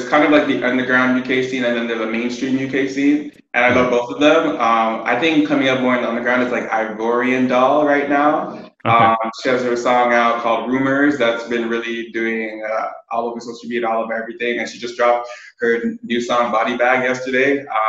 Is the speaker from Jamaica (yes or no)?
yes; Jamaica; also born or lived in England / New York / Toronto; I grew up in Jamaica, England, New York, and Toronto.